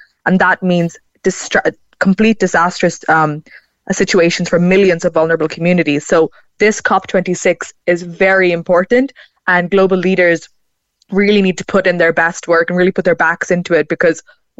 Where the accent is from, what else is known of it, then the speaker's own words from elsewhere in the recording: Kerala, India; So basically, I had gone home to India in 2018 because I'm from Kerala.